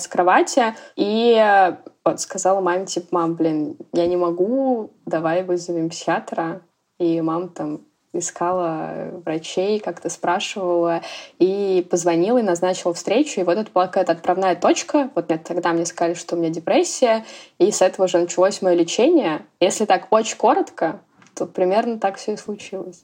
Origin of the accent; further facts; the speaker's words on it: Orenburg, Orenburg Oblast, Russia; moved away; я приезжаю к маме, вот, в родной город